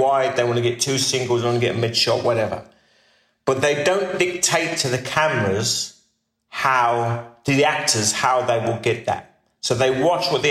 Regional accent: United Kingdom; Being a British actor in America

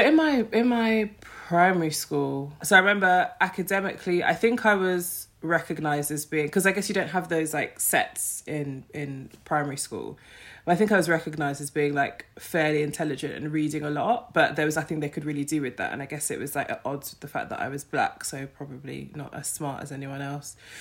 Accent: London, United Kingdom; I grew up in Streatham

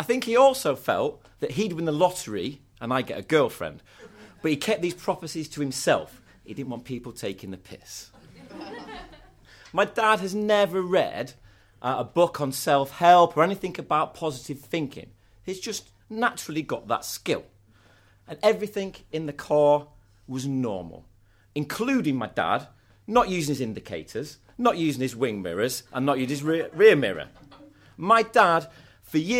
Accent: Scunthorpe, Yorkshire and the Humber, United Kingdom; I'm from Scunthorpe. People from Scunthorpe don't go backpacking.

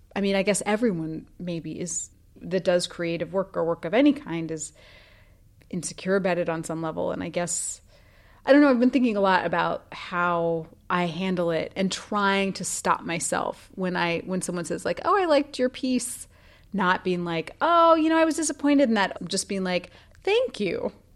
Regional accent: Idaho, United States; born or raised there

